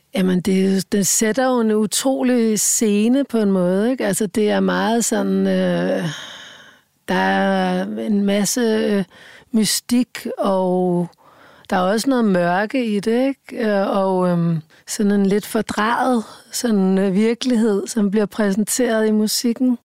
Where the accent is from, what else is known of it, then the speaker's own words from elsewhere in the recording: Rødovre, Capital Region of Denmark, Denmark; følte jeg mig jo virkelig som en outsider i Rødovre, ikke? der hvor jeg voksede op